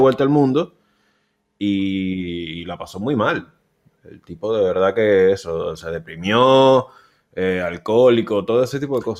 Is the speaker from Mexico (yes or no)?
no; Venezuela; now in Argentina; yo soy el venezolano, entonces yo soy el caribeño